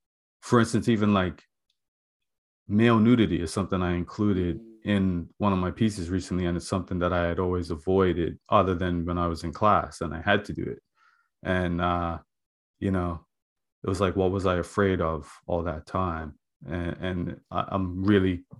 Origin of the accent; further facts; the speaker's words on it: Bermuda; now in Nova Scotia, Canada; I'm from Bermuda